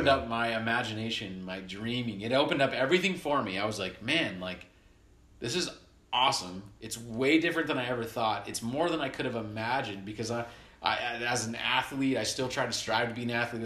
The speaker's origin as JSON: {"language": "English", "region": "Southern California", "country": "United States", "tie": "born or raised there", "said": "we grew up in Southern California"}